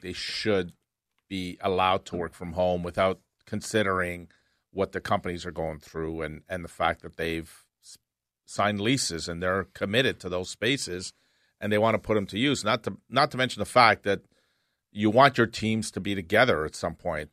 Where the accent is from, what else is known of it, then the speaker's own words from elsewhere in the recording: Canada; We're Canadians